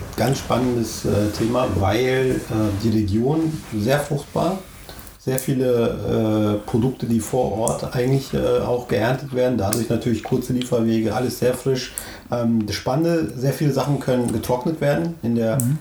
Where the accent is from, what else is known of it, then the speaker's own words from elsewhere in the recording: Turkey; uns Türken